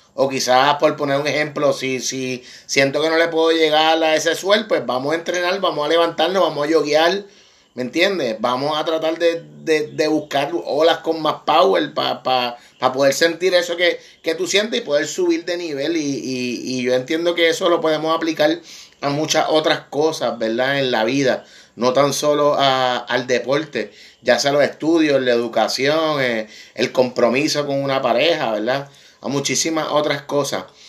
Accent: Puerto Rico; como boricua

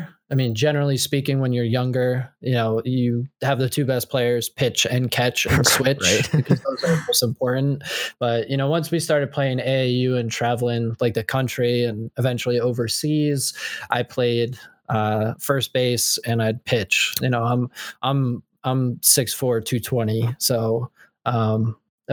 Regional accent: New Jersey, United States; I'm from Central Jersey

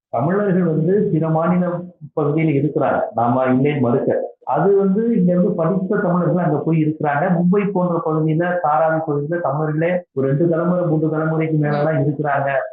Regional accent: Tamil Nadu, India; தமிழ்நாட்டுல இருந்துட்டு அமெரிக்காவுக்கு போறேன்

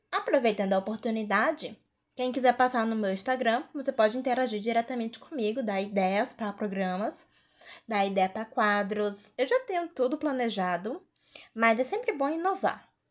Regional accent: Fortaleza, Ceará, Brazil; eu sou de Fortaleza, Ceará

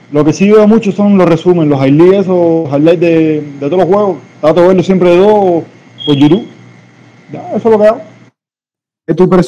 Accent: Jaruco, Mayabeque, Cuba; Bueno, ah, yo, cubano, en fin, igual que somos todos aquí. Eh, yo soy de Mayabeque, municipio de Jaruco, y trabajo operador en, en el GA, eso en Santa Cruz del Norte

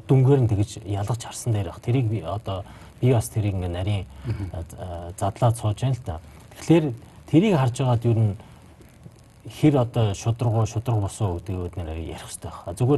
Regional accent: Bayankhongor Province, Mongolia; Би баян хонгорох л доо.

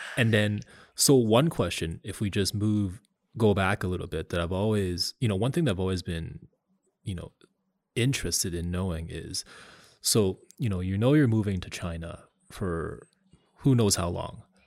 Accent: Canada; I told people that I was from Canada

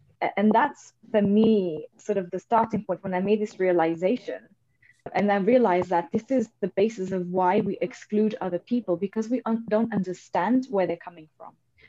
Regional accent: Portugal; So for me, I was brought up, I grew up in Portugal to Indian parents. So from a very early age, I have been used to being in an environment which wasn't sort of my own and where I stood out and I was different.

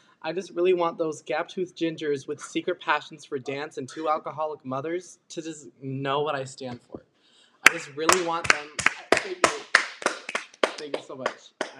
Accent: United States; born there; lastly, London, because I'm American-born, but I'm British at heart.

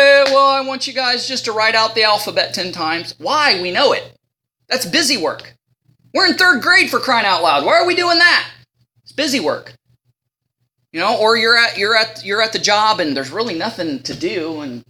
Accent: Ohio, United States; I'm from Ohio

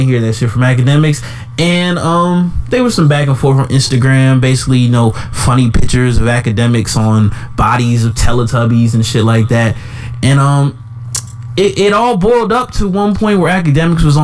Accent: Jamaica; as your Jamaican brother

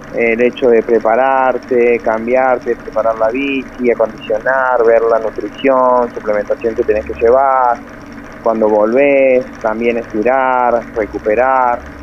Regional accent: Río Gallegos, Santa Cruz, Argentina; moved away as an adult; also born or lived in El Calafate; now in Córdoba, Argentina; yo soy nacido en Río Gallego sí. y ahí fue, comencé yo a andar en bici, a correr en bici a los ocho años y a los 14 años me fui para Calafate

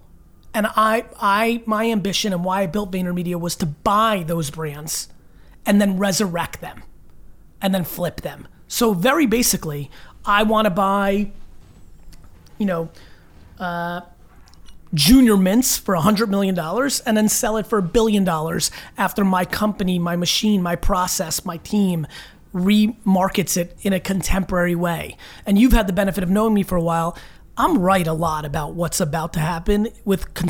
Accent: Edison, New Jersey, United States; also born or lived in Belarus / Queens, New York; I was born in Belarus in the former Soviet Union, and I grew up in that one bedroom in Queens, New York, when we first came to America for a couple years, and then we moved out to Edison, New Jersey, where I lived in a townhouse, and that's where really I became me

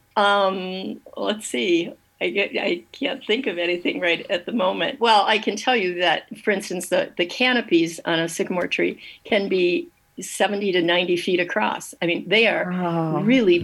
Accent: Dearborn, Michigan, United States; also born or lived in Detroit; I was born in Detroit, but grew up in Dearborn, Michigan

